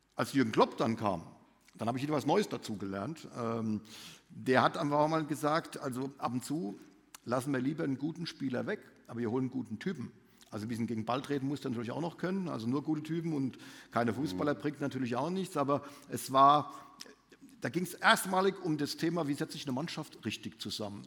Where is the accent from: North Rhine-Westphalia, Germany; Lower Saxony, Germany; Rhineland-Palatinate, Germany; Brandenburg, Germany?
Rhineland-Palatinate, Germany; Mainz; moved away; Mainz wird doch immer meine Heimat bleiben. Also meine Eltern wohnen in Mainz